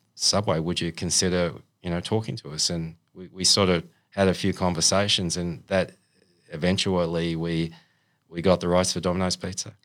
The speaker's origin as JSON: {"language": "English", "town": "Sydney", "region": "New South Wales", "country": "Australia", "tie": "born or raised there", "also_born_or_lived": "China / Canberra / Queensland", "moved": "as an adult", "said": "from Sydney. I'm from the Northern Beaches. I was born in Manabar Hospital"}